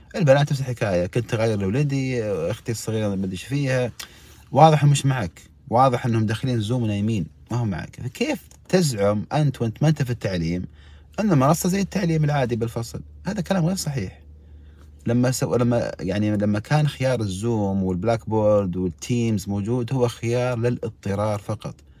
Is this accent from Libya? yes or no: no; Saudi Arabia; عندنا في السعوديه